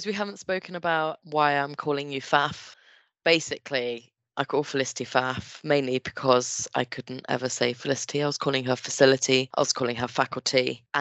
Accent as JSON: {"language": "English", "town": "Henley", "country": "United Kingdom", "tie": "born or raised there", "also_born_or_lived": "Brighton", "moved": "as an adult", "said": "I moved away from Henley"}